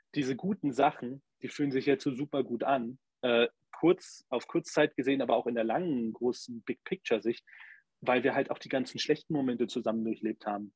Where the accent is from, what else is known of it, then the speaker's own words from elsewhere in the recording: Germany; für uns als Deutsche